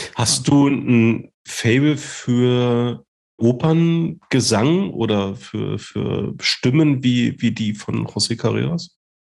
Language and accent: German; Germany; accent: Berlin-Brandenburg dialect; echter Berliner Funzkerl oder, oder vielleicht auch Brandenburger, das weiß man bei unserem Dialekt immer nicht so richtig, ob der jetzt aus Berlin oder aus dem Umland kommt